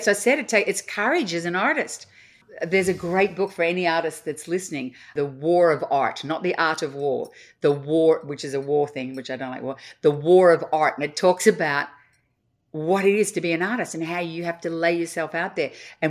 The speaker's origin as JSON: {"language": "English", "country": "Australia", "said": "Australia, I was this exotic foreign being."}